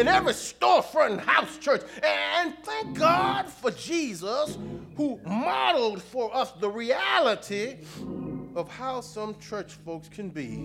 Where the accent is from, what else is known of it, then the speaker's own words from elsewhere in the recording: Houston, Texas, United States; when I was growing up in Houston